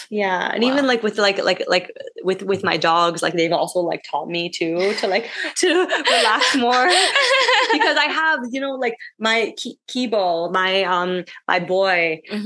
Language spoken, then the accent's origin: English; United States; moved away as an adult; now in Bangkok, Thailand; growing up in America